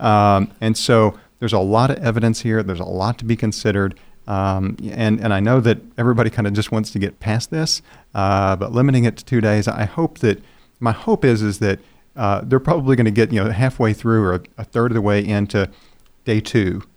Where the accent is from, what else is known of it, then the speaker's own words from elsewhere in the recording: Seminole County, Oklahoma, United States; I'm from Seminole County